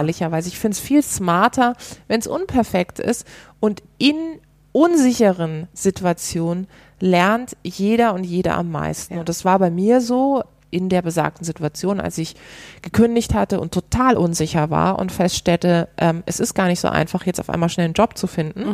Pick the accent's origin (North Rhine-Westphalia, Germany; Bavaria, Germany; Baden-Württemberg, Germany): Baden-Württemberg, Germany; Karlsruhe; moved away; ich komme ursprünglich aus Karlsruhe